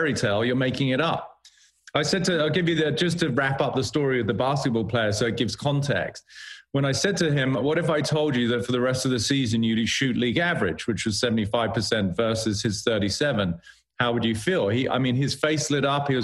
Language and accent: English; United Kingdom; being British